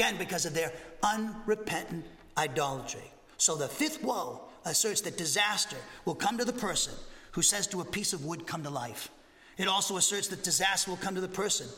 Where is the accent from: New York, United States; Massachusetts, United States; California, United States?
Massachusetts, United States; now in Huntsville, United States; I grew up in Massachusetts